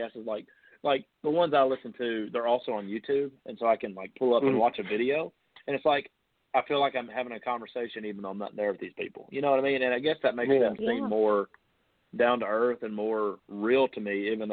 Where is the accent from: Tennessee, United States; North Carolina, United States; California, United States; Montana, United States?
Tennessee, United States; I'm an average, you know, Tennessee kid